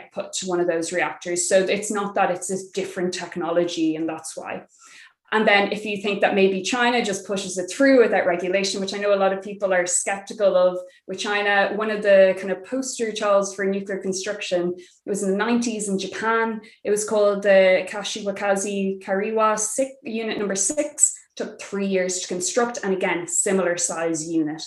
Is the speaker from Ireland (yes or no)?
yes; Ireland; We, in Ireland